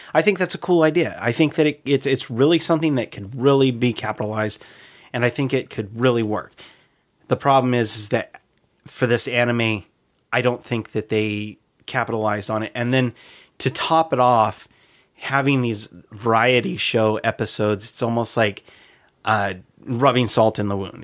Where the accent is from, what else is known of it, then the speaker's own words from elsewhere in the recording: United States; as an American